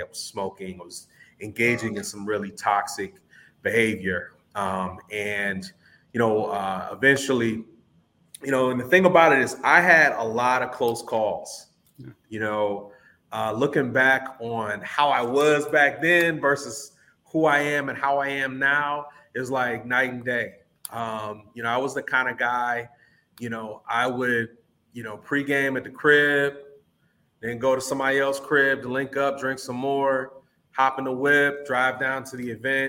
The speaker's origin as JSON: {"language": "English", "town": "Chagrin Falls", "region": "Ohio", "country": "United States", "tie": "born or raised there", "also_born_or_lived": "Solon, Ohio", "said": "I grew up in Cleveland by way of a small suburban town, Chagrin Falls."}